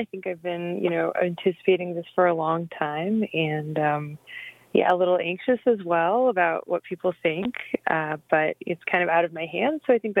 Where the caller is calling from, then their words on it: Iowa City, Iowa, United States; I'm calling from Iowa City, Iowa, where I live.